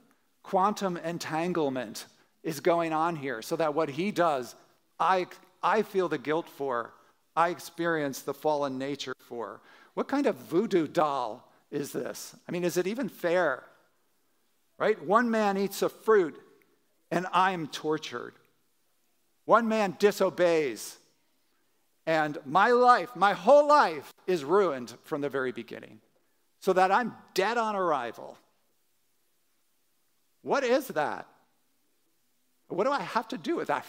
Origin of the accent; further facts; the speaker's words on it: Wilmington, Delaware, United States; I was growing up in Holiday Hills, which is, a suburb outside of Wilmington, Delaware